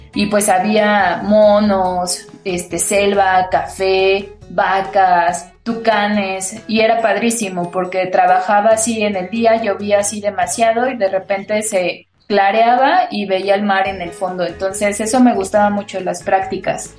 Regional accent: Mexico; nuestra propia cultura como mexicanos

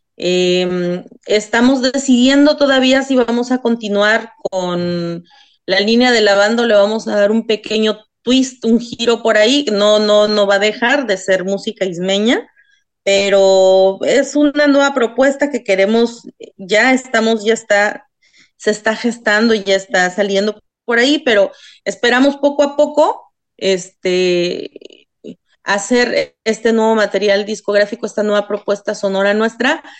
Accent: Isthmus of Tehuantepec, Oaxaca, Mexico; first language Isthmus Zapotec; Spanish is a second language; en zapoteco, en dichaza, que es mi lengua materna y pues que es lo que siempre llevo como bastión, la música de mi tierra

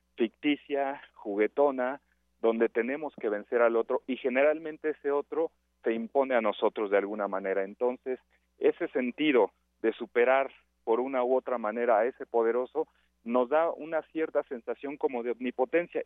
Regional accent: Mexico; como mexicanos

